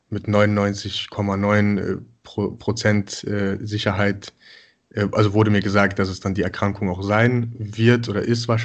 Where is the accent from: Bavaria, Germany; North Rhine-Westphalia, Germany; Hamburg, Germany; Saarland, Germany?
North Rhine-Westphalia, Germany; Mönchengladbach; born there; now in Cologne, Germany; wohne jetzt seit ja, mittlerweile fünf Jahren in Köln bin äh, gebürtig aus Mönchengladbach